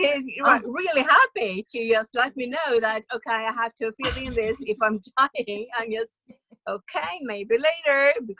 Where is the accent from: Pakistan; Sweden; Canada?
Sweden; we are from Sweden